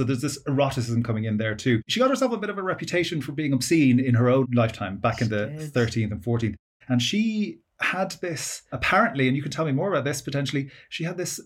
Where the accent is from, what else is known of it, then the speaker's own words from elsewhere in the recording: Ireland; My education system was through Catholic schools in growing up in Ireland.